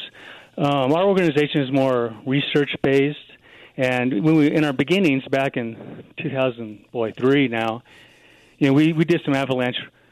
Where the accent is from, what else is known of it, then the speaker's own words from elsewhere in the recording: Colorado Springs, Colorado, United States; I was born and raised in Colorado Springs. And just living in Colorado all my life